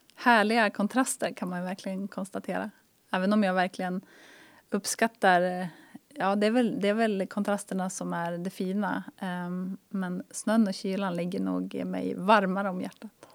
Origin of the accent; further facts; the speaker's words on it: Härnösand, Västernorrland County, Sweden; moved away as an adult; also born or lived in Luleå; Jag är uppvuxen i Härnösand.